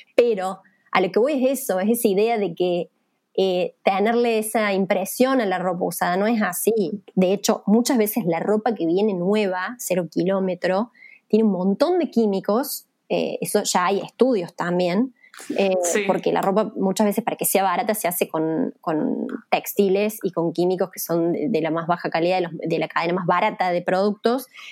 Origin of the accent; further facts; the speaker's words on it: Villa María, Córdoba, Argentina; moved away; yo soy de Villa María, que es una ciudad chica de Córdoba, originalmente